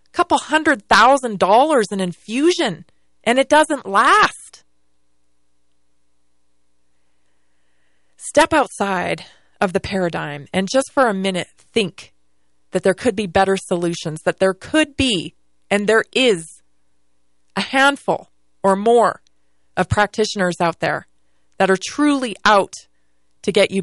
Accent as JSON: {"language": "English", "town": "Victoria", "region": "British Columbia", "country": "Canada", "tie": "born or raised there", "moved": "yes", "lives_now": "United States", "said": "born and raised in Victoria, British Columbia, Canada, and lived there"}